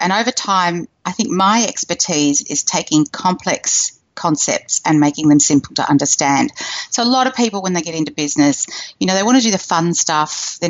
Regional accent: Australia; And me, well, you can hear I'm from Australia. I live in Sydney, right near the city, in a gorgeous, comfortable house.

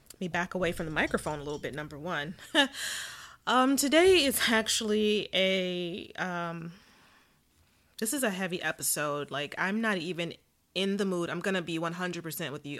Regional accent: Southern California, United States; I was born and raised in Southern California

